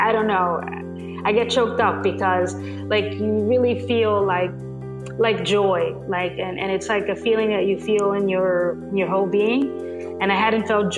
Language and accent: English; New York City, New York, United States; I am a native New Yorker, born and raised in Manhattan.